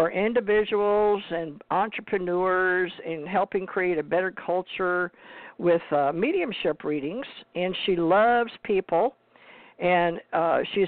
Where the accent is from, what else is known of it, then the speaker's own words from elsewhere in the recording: Houston, Texas, United States; also born or lived in Hawaii; now in Gulf Breeze, United States; I went to high school in Houston